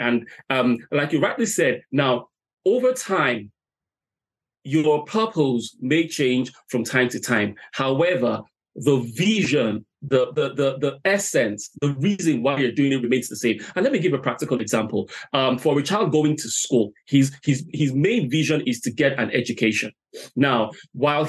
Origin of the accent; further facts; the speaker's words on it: Nigeria; moved away as an adult; now in Ireland; I'm originally from Nigeria, relocated here to Ireland late